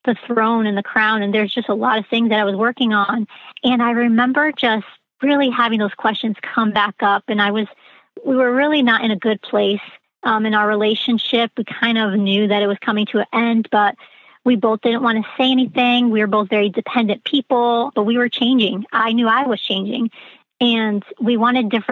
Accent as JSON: {"language": "English", "region": "Connecticut", "country": "United States", "said": "I am from Connecticut, so the Northeast."}